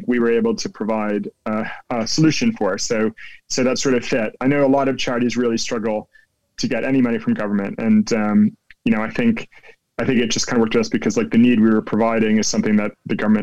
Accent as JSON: {"language": "English", "region": "New Jersey", "country": "United States", "tie": "born or raised there", "accent": "American", "moved": "as an adult", "lives_now": "London, United Kingdom", "said": "I grew up in New Jersey in the States, and I grew up in a small town"}